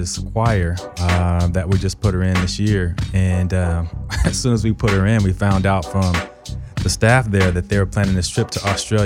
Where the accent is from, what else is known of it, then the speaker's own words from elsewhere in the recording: Bakersfield, California, United States; I'm from Bakersfield